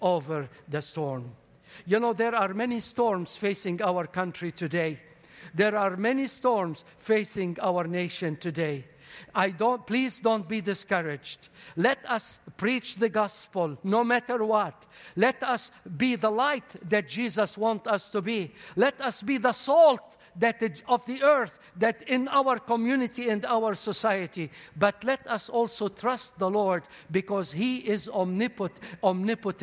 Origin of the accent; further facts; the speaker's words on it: Beirut, Beirut Governorate, Lebanon; English is a second language; moved away; I was born in Lebanon